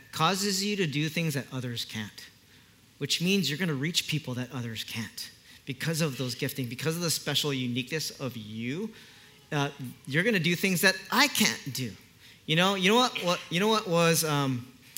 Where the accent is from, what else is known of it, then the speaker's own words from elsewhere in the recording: Kaneohe, Hawaii, United States; I'm born and raised in Kaneohe